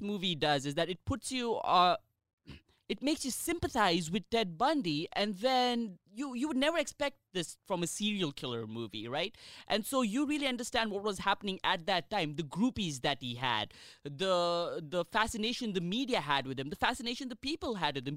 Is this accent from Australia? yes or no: no; India; as an Indian